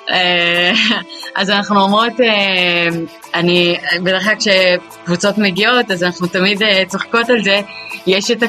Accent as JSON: {"language": "Hebrew", "town": "Kfar Kama", "region": "Northern District", "country": "Israel", "moved": "as an adult", "lives_now": "Rehaniya, Israel", "said": "אני בעצם מגיעה מכפר קמא."}